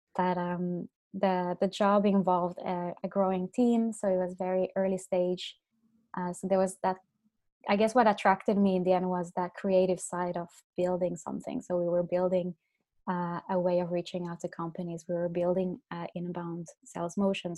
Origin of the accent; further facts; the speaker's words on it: Finland; now in Dublin, Ireland; I'm from Finland originally.